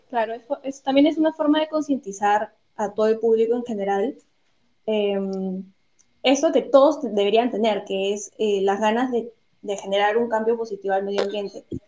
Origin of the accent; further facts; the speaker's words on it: Peru; nosotras somos peruanas